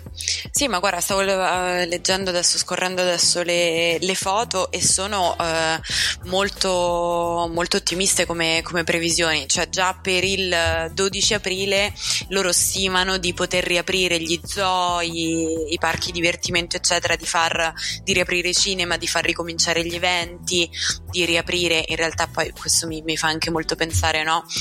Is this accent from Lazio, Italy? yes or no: yes; Rome, Lazio, Italy; in quanto romana